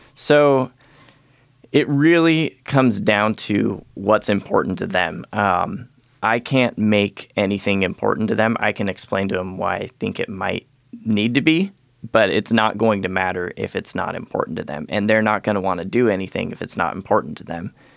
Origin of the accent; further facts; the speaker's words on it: Galata, Montana, United States; I was born up in Galata, Montana.